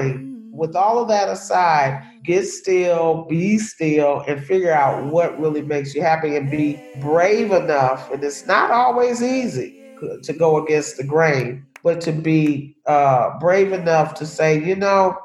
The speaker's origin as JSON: {"language": "English", "town": "Chicago", "region": "Illinois", "country": "United States", "tie": "born or raised there", "said": "I am born and raised, or was born and raised in Chicago, Illinois"}